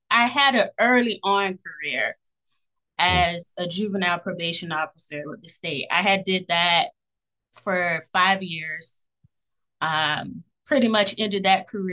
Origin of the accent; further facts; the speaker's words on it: Fort Lauderdale, Florida, United States; I'm from Broward County, Florida, born and raised in Fort Lauderdale.